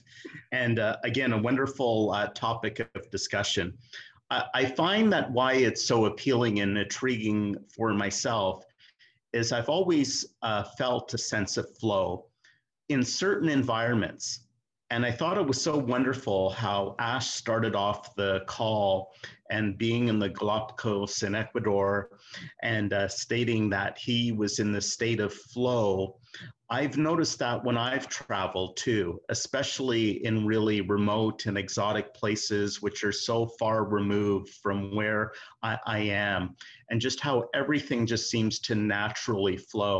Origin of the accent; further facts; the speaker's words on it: Canada; being a Canadian. Skating is very popular up in the north